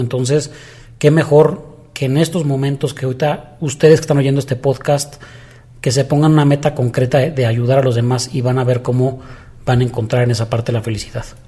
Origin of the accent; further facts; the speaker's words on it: Mexico; para mí es de los orgullos más grandes que podríamos tener como mexicanos